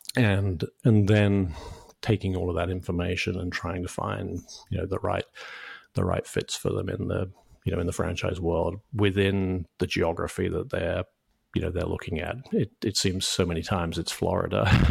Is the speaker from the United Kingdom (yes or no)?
yes; United Kingdom; moved away as an adult; also born or lived in New York; now in United States; I, I grew up in the U K